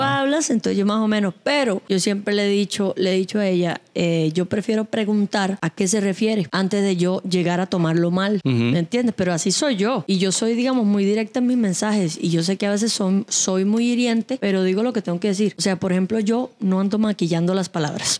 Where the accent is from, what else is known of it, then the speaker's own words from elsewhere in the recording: Cuba; now in Costa Rica; Yo soy de Cuba